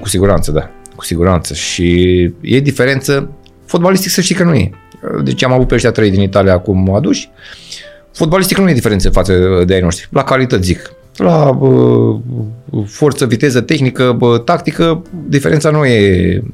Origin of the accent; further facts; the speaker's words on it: Moldavia, Romania; moved away; am fost născut în Moldova, la un oraș